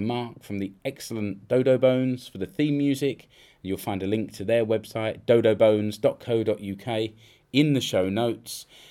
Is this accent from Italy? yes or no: no; United Kingdom; now in Finland; I know I'm British